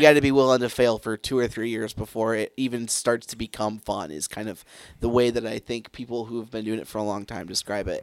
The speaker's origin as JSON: {"language": "English", "town": "Grand Rapids", "region": "Michigan", "country": "United States", "tie": "born or raised there", "said": "where I grew up in Grand Rapids"}